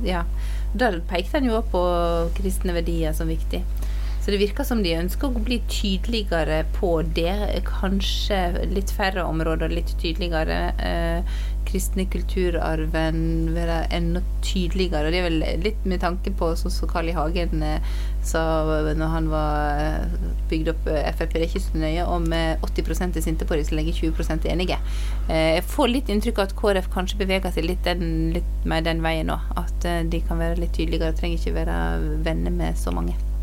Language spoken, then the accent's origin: Norwegian; Luster, Vestland, Norway; moved away; jeg satt hjemme i Luster i Sogn